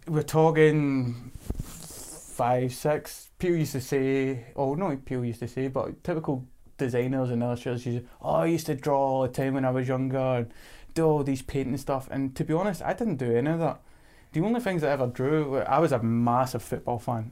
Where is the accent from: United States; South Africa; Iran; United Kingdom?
United Kingdom; Gourock, Scotland; moved away as an adult; also born or lived in London; my hometown.